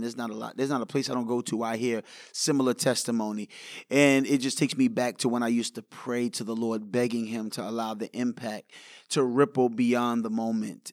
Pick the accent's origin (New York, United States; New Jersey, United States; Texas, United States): New York, United States; New York City; I grew up in New York